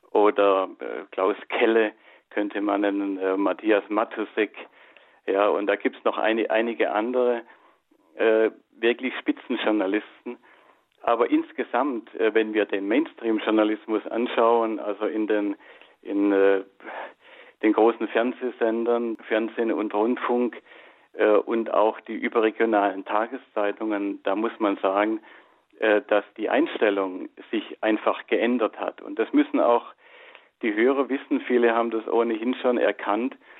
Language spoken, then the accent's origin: German; Germany; bei uns in Deutschland